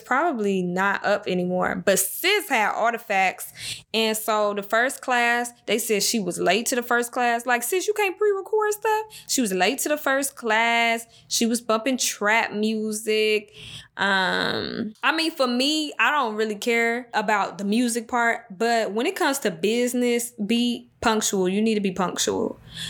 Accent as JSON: {"language": "English", "town": "Jacksonville", "region": "North Carolina", "country": "United States", "tie": "born there", "said": "I was born in Jacksonville, North Carolina, just for the people that don't know, that's just now joining."}